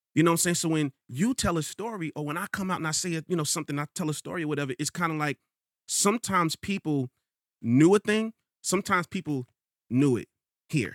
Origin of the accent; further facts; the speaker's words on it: New York, United States; also born or lived in Rochester, New York; I'm from Queens